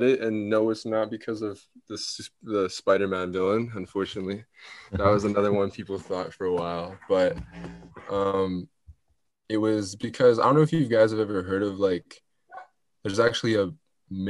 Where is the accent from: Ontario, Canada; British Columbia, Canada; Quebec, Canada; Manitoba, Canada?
Manitoba, Canada; Winnipeg; also born or lived in Italy; born and raised in Winnipeg, Manitoba